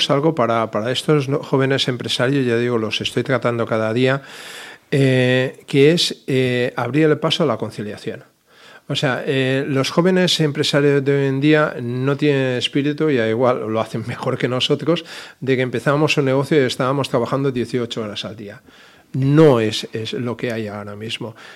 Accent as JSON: {"language": "Spanish", "region": "Balearic Islands", "country": "Spain", "said": "Mi estimada calle Sindicato, que soy mallorquín"}